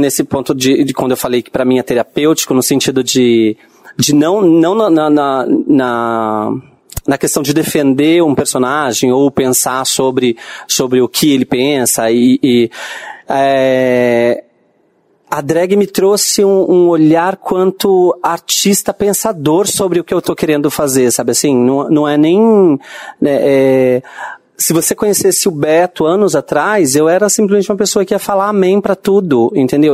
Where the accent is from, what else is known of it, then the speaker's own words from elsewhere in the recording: Bauru, São Paulo, Brazil; Bauru, né, que é a minha, minha cidade é, onde eu nasci